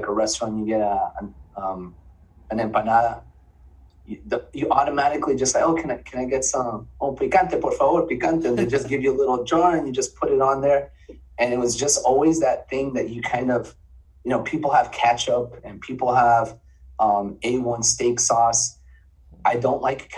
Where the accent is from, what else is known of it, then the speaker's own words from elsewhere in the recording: Miami, Florida, United States; now in Central Florida, United States; I'm born and raised in Miami